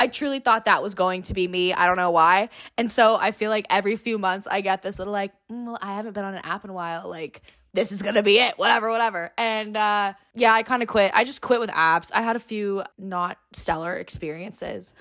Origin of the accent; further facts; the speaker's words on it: Long Beach, California, United States; now in San Diego, United States; I'm originally from Long Beach, California. Born and raised, go Beach, L B C.